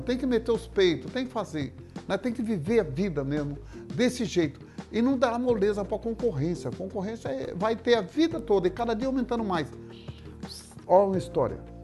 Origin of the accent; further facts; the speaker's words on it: Mato Grosso do Sul, Brazil; lá na minha cidade, no Mato Grosso do Sul